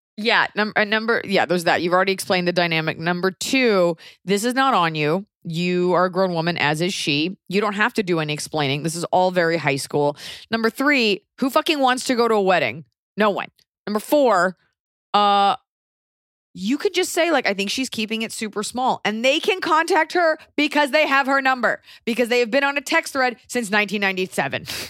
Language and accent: English; United States; as an American